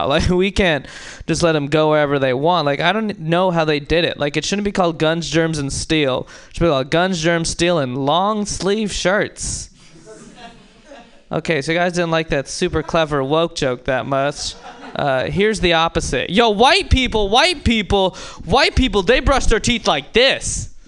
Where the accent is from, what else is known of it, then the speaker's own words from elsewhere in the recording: India; no, but when people do find out I'm Indian, they're often like, oh, you're Indian?